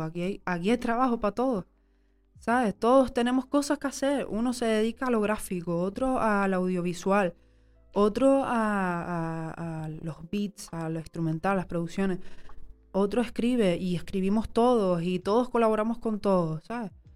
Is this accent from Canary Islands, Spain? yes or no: yes; Tenerife, Canary Islands, Spain; Soy, soy tinerfeña, soy canaria, soy mujer